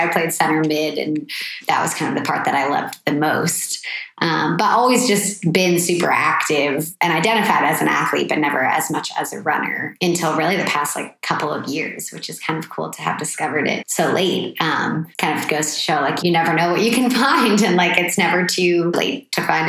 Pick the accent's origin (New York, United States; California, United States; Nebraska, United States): California, United States; Petaluma; also born or lived in Boston; I'm from Petaluma. Yeah. So just like an hour or so north of here